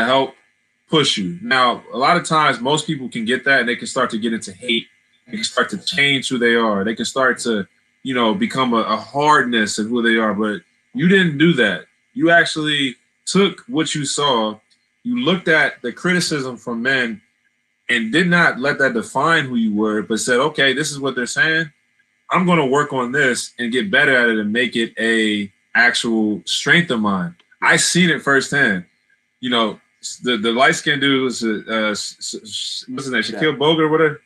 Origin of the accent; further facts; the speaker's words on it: Columbus, Ohio, United States; we grew up in Columbus